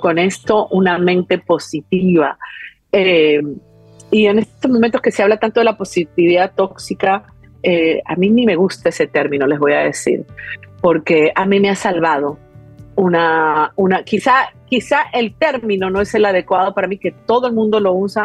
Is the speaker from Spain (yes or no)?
no; Peru; yo fui criada en Perú